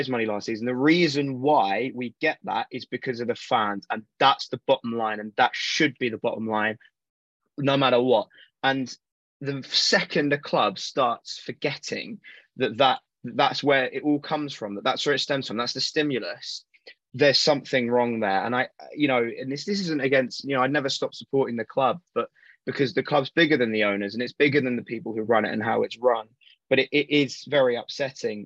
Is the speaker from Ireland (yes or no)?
no; South of England, United Kingdom; moved away as an adult; also born or lived in Manchester; I'm from the South. You know, I've lived in Manchester for a few years, but I'm from the South. Wembley's a half an hour journey for me.